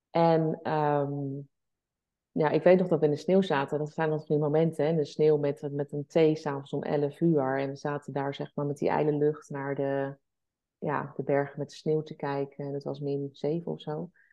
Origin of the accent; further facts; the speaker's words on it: the West, South Holland, Netherlands; wij komen natuurlijk uit het Westen. Zeg maar Den Haag, Leiden.